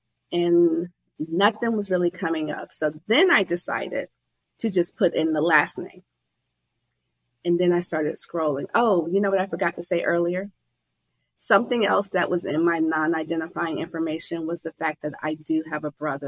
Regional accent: Chicago, Illinois, United States; born there; I was born in Chicago.

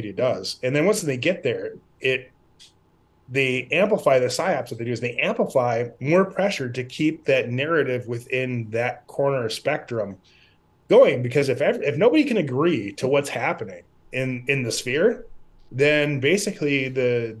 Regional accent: Midwest, United States; I grew up in the Midwest around a lot of dairy farms

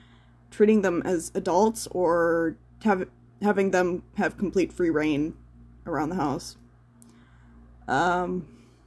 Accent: United States; I don't pride myself to be an American anymore

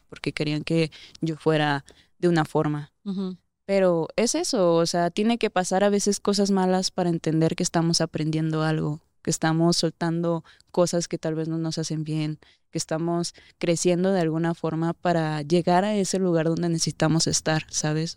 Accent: Durango, Mexico; now in Mexico City, Mexico; allá de donde yo soy, de Durango

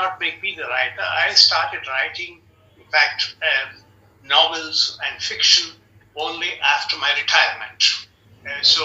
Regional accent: Bangalore, Karnataka, India; moved away as an adult; also born or lived in Berlin, Germany; now in Germany; I'm from Bangalore

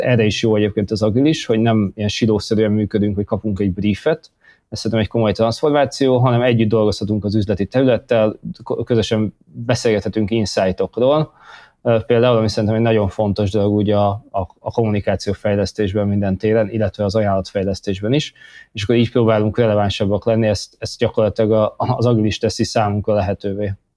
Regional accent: Hungary; moved away as an adult; also born or lived in London; úgy éreztem, hogy jól lenne hazajönni, hazahúzott a honvágy

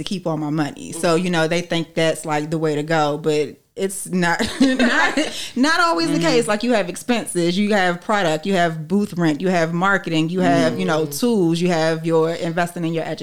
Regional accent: Maryland, United States; I'm from Maryland, born and raised in Maryland

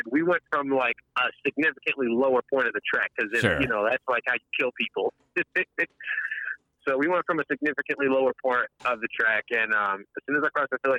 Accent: Jamaica; because I'm Jamaican.

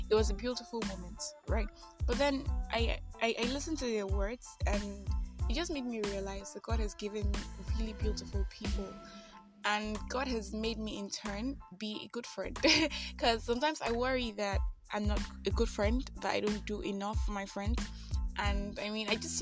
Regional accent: Nigeria; I am that Nigerian Christian alcoholic

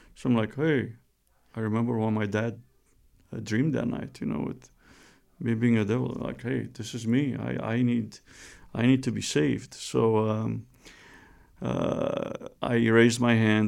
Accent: Romania; moved away; I was born and raised in Romania

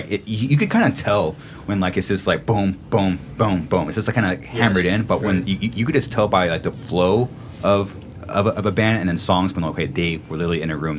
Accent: California, United States; being born and raised in California

